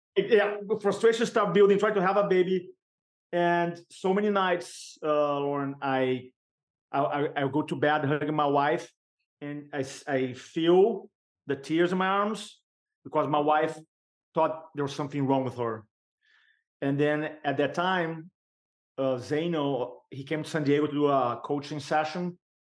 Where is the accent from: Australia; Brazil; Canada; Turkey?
Brazil; English is a second language; moved away as an adult; now in United States; I'm American now, American citizen, but I came from Brazil, I grew up in Brazil